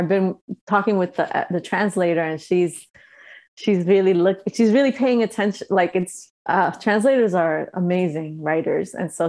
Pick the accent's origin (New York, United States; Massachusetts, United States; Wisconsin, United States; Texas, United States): New York, United States; now in Los Angeles, United States; I've been here for so long and I still feel like I'm from New York, you know? Where are you from? I'm from New York.